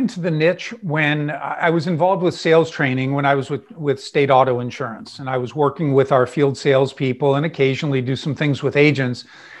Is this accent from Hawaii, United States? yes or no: yes; Honolulu, Hawaii, United States; born there; I was born in Honolulu, Hawaii.